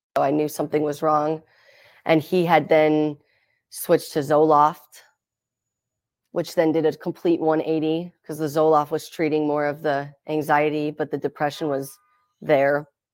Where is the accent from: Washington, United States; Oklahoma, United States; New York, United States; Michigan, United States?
Washington, United States; Seattle; also born or lived in Las Vegas, Nevada; I grew up in Seattle, Washington